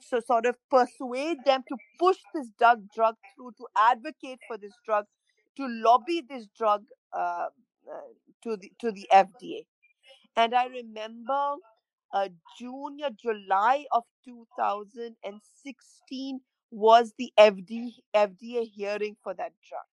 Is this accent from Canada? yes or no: no; Pakistan; moved away as an adult; now in London, United Kingdom; We are Pakistani passport holders